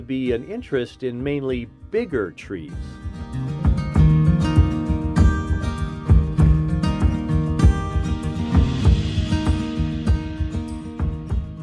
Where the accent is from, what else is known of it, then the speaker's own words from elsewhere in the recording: Minnesota, United States; my home state of Minnesota